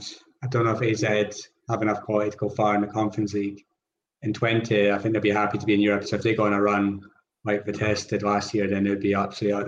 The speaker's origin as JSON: {"language": "English", "region": "Scotland", "country": "United Kingdom", "said": "I am Scottish"}